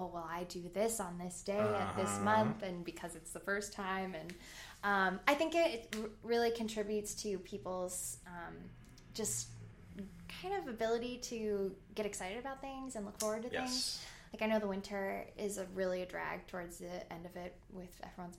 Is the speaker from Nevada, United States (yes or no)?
yes; Las Vegas, Nevada, United States; moved away as an adult; also born or lived in Decorah, Iowa; growing up in Las Vegas is such a weird place